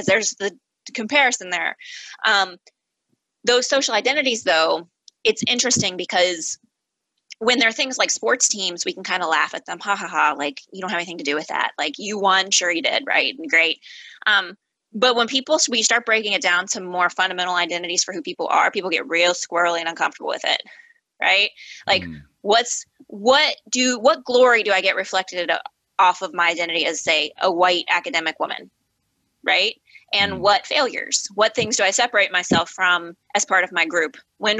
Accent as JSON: {"language": "English", "region": "Midwest", "country": "United States", "said": "like I'm a Midwesterner, like that has a meaning that people identify with what it means."}